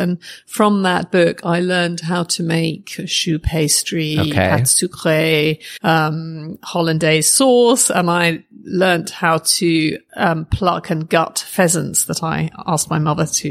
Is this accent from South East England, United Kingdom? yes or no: yes; Oxford, South East England, United Kingdom; I grew up in Oxford, uh-huh. which is an academic city.